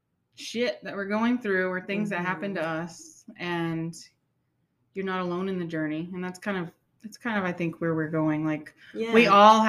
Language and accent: English; Houston, Texas, United States; moved away as an adult; I was born and raised in Houston